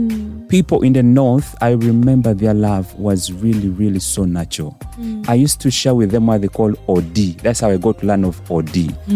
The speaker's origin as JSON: {"language": "English", "town": "Nakasongola", "region": "Central Region", "country": "Uganda", "tie": "born or raised there", "also_born_or_lived": "Matugga / Kampala", "said": "So I was born in Matuga, raised in Nakasongola, Mijera."}